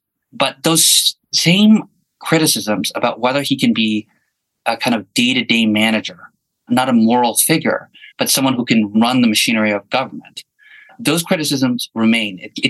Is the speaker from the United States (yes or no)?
no; Canada; But one thing as a Canadian American journalist that I have in Ukraine is a special privilege